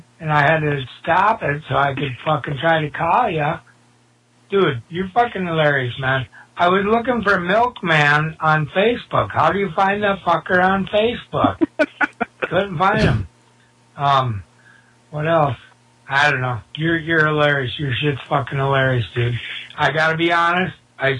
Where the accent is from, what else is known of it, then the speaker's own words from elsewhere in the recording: Minnesota, United States; I'm the dude from Minnesota that sang … I'm not bad for a white guy